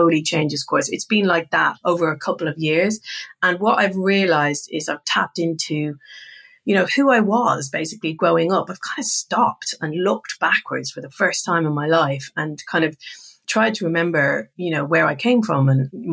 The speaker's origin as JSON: {"language": "English", "country": "Ireland", "said": "we're both Irish"}